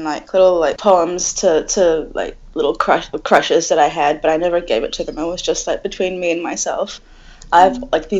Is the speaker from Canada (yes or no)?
no; New Zealand; moved away as an adult; also born or lived in Dubai; now in Newcastle, Australia; I was born in Dubai, and then when I was about 4-ish, me and my whole family moved to New Zealand